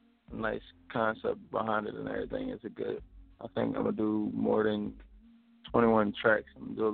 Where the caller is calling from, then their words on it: Collegeville, Pennsylvania, United States; I'm calling from Collegeville. Collegeville, PA.